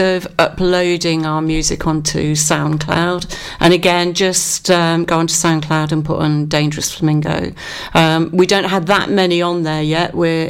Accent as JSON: {"language": "English", "town": "Cardigan", "region": "Wales", "country": "United Kingdom", "said": "I'm from Cardigan."}